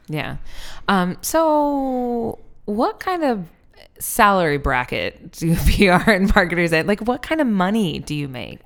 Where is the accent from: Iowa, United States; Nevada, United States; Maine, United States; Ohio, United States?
Iowa, United States; also born or lived in Seattle, Washington; now in Philadelphia, United States; Iowa, where I, like, grew up a bunch